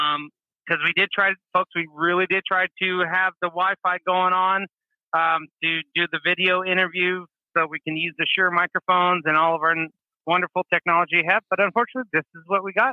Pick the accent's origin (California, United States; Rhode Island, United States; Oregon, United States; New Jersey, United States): Oregon, United States; I'm from Oregon.